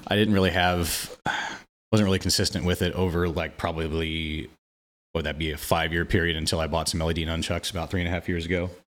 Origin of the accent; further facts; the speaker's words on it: Quincy, Illinois, United States; moved away as an adult; also born or lived in Saint Joseph, Missouri; now in Kansas City, United States; lived in Quincy, Illinois, my hometown, until I was twenty-one